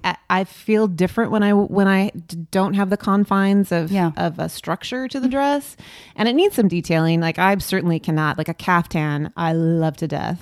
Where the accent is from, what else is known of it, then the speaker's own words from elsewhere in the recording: Long Beach, California, United States; moved away as an adult; now in Los Angeles, United States; I grew up in Long Beach and I lived in Long Beach and I came to LA for work